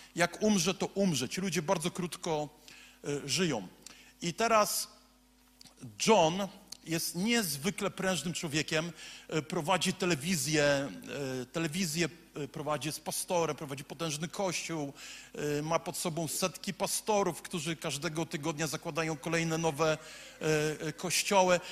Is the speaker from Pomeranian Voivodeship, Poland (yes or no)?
yes; Słupsk, Pomeranian Voivodeship, Poland; Jestem facetem ze Słupska, z ulicy Piekiełko